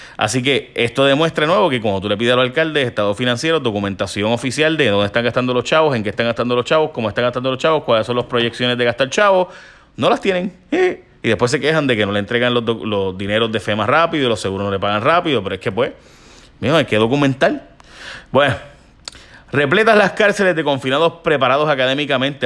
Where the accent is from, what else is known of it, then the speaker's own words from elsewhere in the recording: Puerto Rico; mi pueblo donde me crié